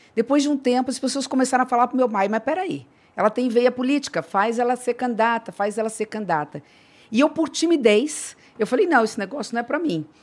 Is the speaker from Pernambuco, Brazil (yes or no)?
no; Três Lagoas, Mato Grosso do Sul, Brazil; Eu virei a primeira mulher prefeita da minha cidade natal, Três Lagoas, que é divisa aqui com o estado de São Paulo.